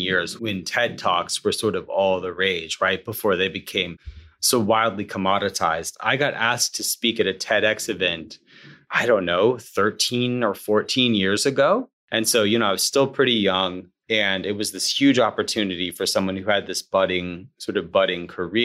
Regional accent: Alabama, United States; now in Atlanta, United States; I grew up in Alabama, of course, Braves country, and I live in Atlanta now

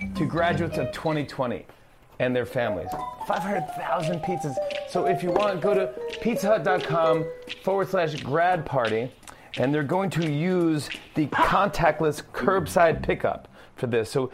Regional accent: New York, United States; I'm from New York, born and raised in New York

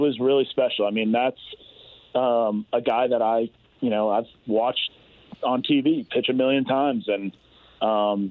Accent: the South, United States; I'm from the South, so that's what we do down there

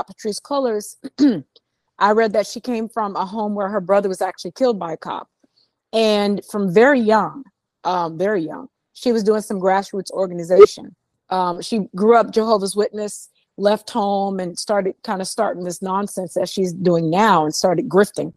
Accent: Los Angeles, California, United States; growing up in West LA, because I'm originally from California.

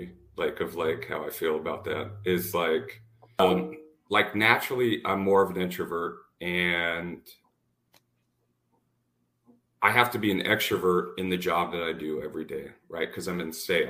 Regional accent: Washington, United States; moved away as an adult; also born or lived in Dallas, Texas; I'm from Washington State. I'm back in Washington State now

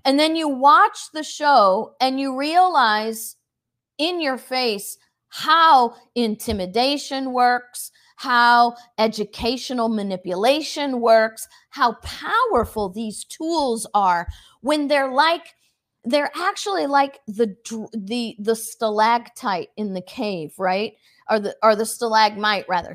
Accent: United States; the American people are built of a different ilk. We have a different spirit in us

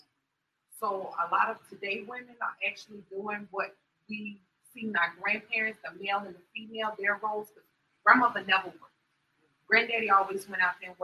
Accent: New York, United States; I'm from New York

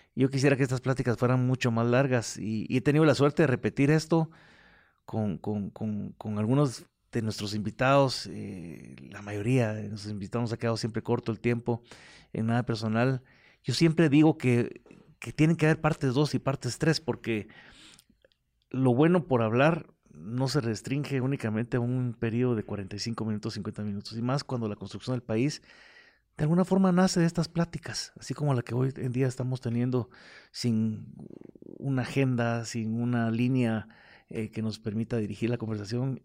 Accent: Guatemala; como guatemalteco

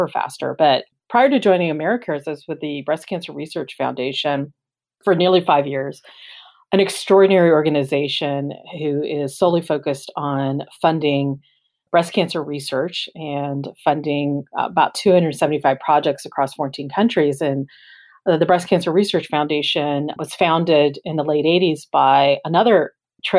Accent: Florida, United States; moved away; also born or lived in Los Angeles; I grew up in Florida, where disasters of hurricanes and tornadoes certainly had an impact when I grew up

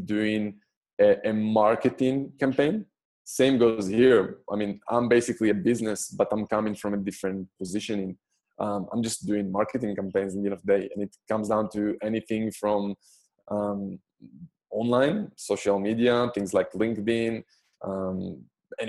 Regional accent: Israel; moved away as an adult; So I'm personally Israeli. I'm born and raised in Israel.

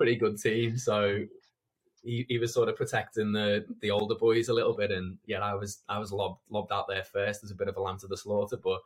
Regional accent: Liverpool, North West England, United Kingdom; growing up in Liverpool, I've been at school

